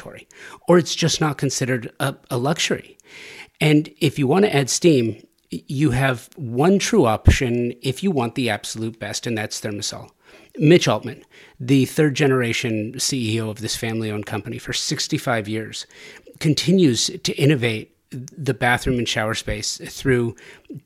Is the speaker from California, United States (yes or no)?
yes; Los Angeles, California, United States; I grew up in the San Fernando Valley in the 1980s